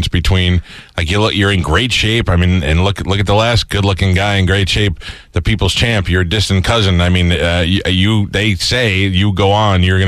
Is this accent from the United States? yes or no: yes; New York City, New York, United States; I grew up in Staten Island, New York